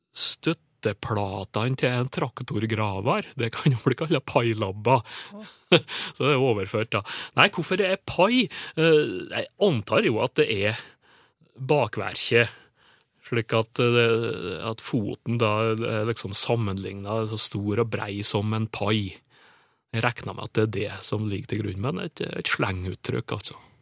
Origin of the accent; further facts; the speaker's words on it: Sunndalen, Nordmøre, Møre og Romsdal, Norway; Og Søndalen inns på Nordmøre, der jeg kommer ifra.